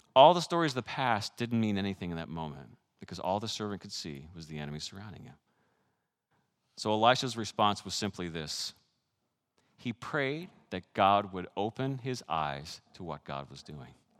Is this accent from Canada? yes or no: yes; Canada; moved away; I grew up in Canada with six years of French